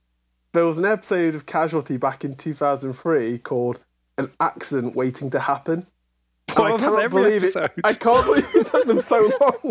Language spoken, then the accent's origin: English; near Sheffield, Yorkshire and the Humber, United Kingdom; because I grew up relatively near Sheffield.